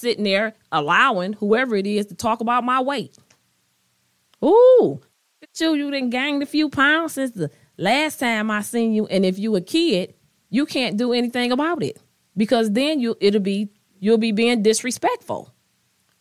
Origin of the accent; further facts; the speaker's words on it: United States; I am African American. I am Black